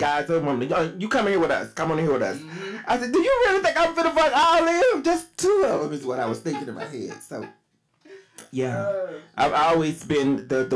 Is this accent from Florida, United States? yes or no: no; Texas, United States; now in Las Vegas, United States; I'm from Texas